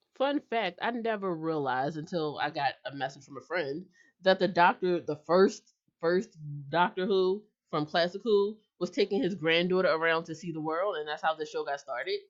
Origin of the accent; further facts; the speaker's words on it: United States; I'm an American